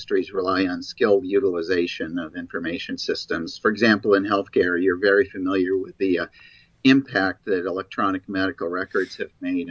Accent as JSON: {"language": "English", "region": "Michigan", "country": "United States", "tie": "born or raised there", "said": "I was raised in Michigan"}